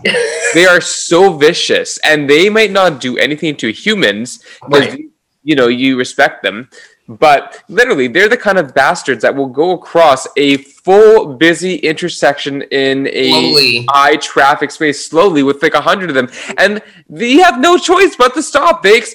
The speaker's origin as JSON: {"language": "English", "town": "Vancouver", "region": "British Columbia", "country": "Canada", "tie": "born or raised there", "said": "Like even in my area that I grew up in Carisdale"}